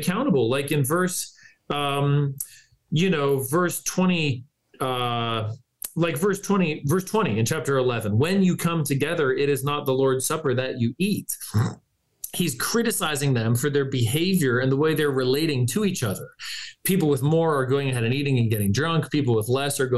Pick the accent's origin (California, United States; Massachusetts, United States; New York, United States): California, United States; moved away; as a Californian, I have at least some West Coast credibility left in me somewhere